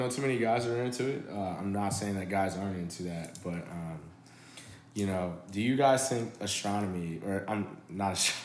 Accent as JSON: {"language": "English", "town": "Chicago", "region": "Illinois", "country": "United States", "tie": "born or raised there", "said": "I grew up in Chicago."}